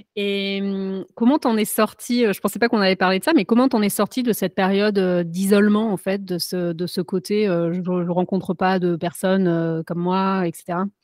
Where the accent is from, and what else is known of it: France; moved away as an adult; now in United States